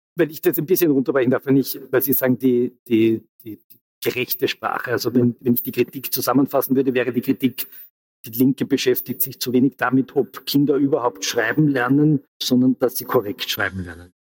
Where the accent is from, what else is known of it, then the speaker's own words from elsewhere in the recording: Austria; als Österreicher